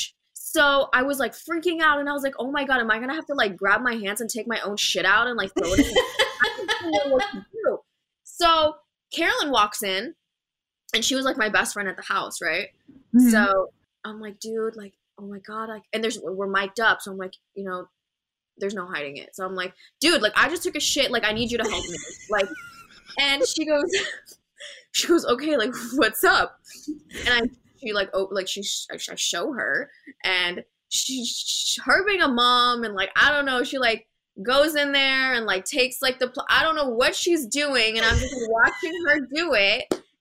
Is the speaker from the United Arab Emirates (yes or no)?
yes; Dubai, United Arab Emirates; I'm actually born and raised in Dubai, from Dubai.